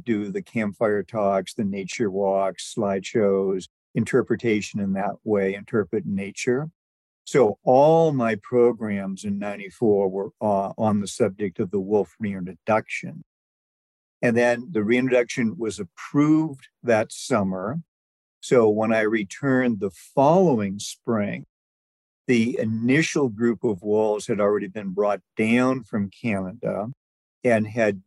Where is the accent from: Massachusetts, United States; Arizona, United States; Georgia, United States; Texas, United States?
Massachusetts, United States; now in Silver Gate, United States; I'm originally from Massachusetts.